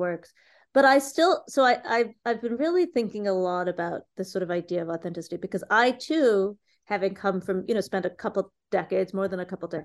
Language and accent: English; Cleveland, Ohio, United States; I grew up in Cleveland